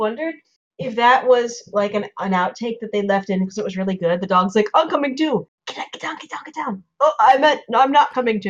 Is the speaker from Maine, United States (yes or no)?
no; Philadelphia metro suburbs, Delaware County, Pennsylvania, United States; I grew up in the Philadelphia metro suburbs in Delaware County